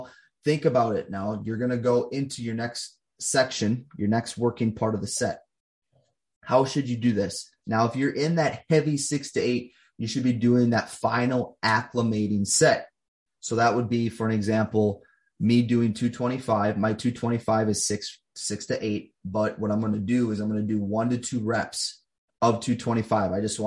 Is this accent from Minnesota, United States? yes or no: yes; Minnesota, United States; I coach people here in my home state of Minnesota